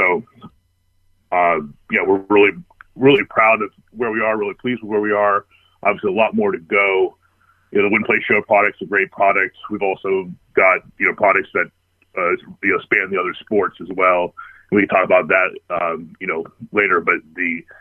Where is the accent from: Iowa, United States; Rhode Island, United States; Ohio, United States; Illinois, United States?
Illinois, United States; Chicago; I grew up in Chicago, or the Chicago area.